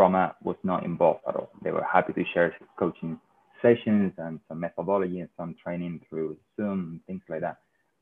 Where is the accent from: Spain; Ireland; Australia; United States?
Spain; Seville, Andalusia; English is a second language; moved away as an adult; also born or lived in London; I'm a Real Betis fan because I'm from Sevilla